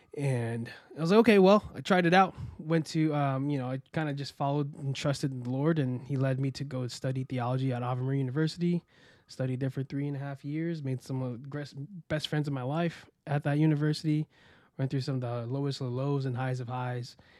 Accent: Florida, United States; also born or lived in Queens, New York; I was born in Queens, New York, and raised in Florida

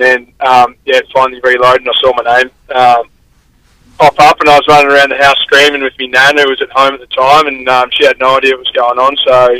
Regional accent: Drysdale, Victoria, Australia; also born or lived in Leopold; Three, I was staying in Drysdale and then was there till my later years in junior footy at Leopold

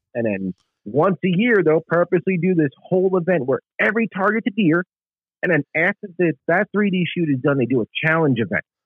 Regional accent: New York City, New York, United States; moved away as an adult; now in South Carolina, United States; I grew up in the Bronx in New York

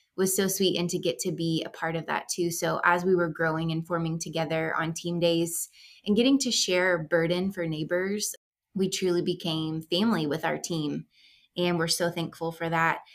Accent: Texas, United States; moved away as an adult; also born or lived in Chad; We are from Texas. We're from the South, like, know all about Southern hospitality

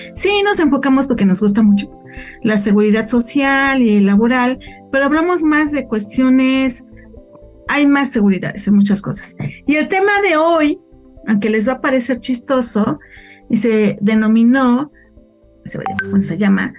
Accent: Mexico; Nosotros también como mexicanos somos residentes fiscales en México

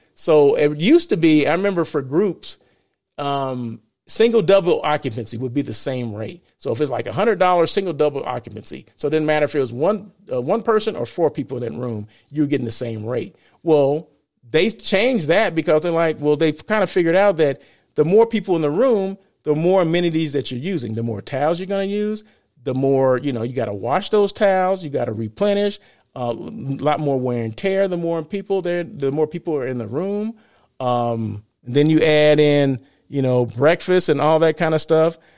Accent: Blythe, California, United States; Blythe, California, right? My hometown

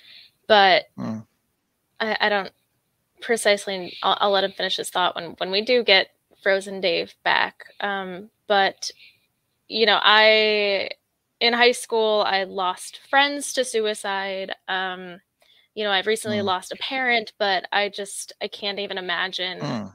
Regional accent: United States; my life as an American

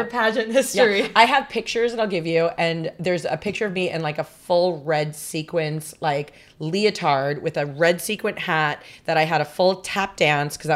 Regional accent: Long Island, New York, United States; also born or lived in Las Vegas; I was born in Long Island, New York. And then uh, I lived there till I was, well, actually, there was a little hiatus where we moved to Vegas for like three years.

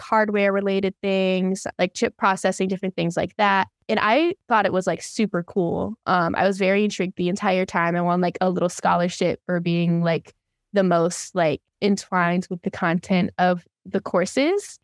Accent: Arizona, United States; I'm from Arizona

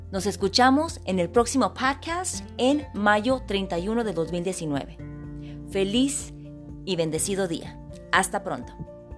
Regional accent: Hermosillo, Sonora, Mexico; now in United States; Soy originaria de Hermosillo, Sonora, México. Llevo radicando en Estados Unidos aproximadamente 30 años

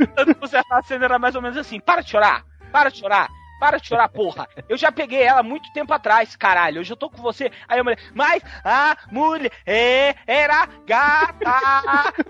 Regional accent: Brasília, Federal District, Brazil; sou daqui de Brasília

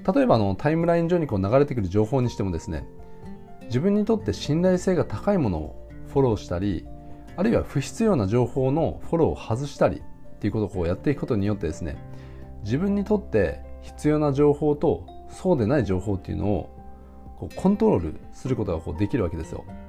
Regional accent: Japan; 僕ら日本人のあの、教育観

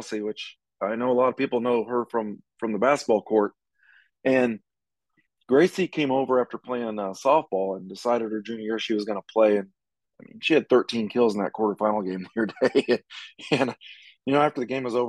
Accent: Gower, Missouri, United States; I'm originally from Gower, family same way

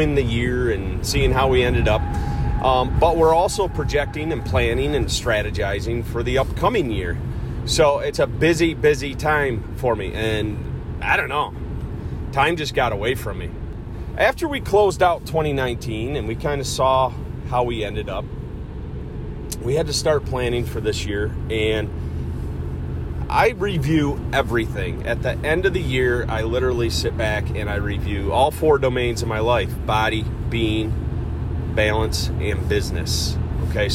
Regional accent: Cortland, New York, United States; Cortland, New York, my hometown

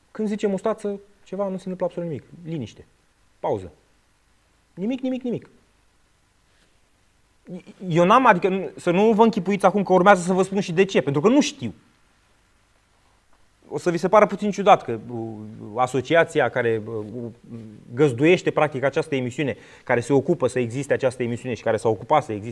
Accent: Drobeta-Turnu Severin, Mehedinți County, Romania; din Severin.

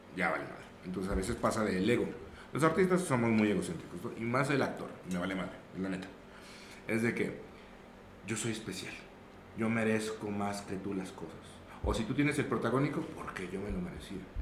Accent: Zacatecas, Mexico; also born or lived in Aguascalientes; Yo no soy de aquí, yo, yo soy de la ciudad de Aguascalientes pero llegué aquí en la ciudad de Zacatecas a los 3, 4 años.

